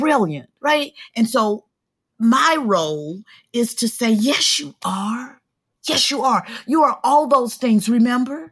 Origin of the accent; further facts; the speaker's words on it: Atlanta, Georgia, United States; I grew up in Atlanta